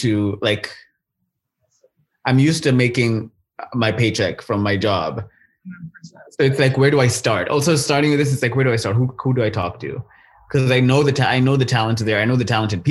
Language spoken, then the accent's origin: English; Kenya; now in Vancouver, Canada; I'm from Kenya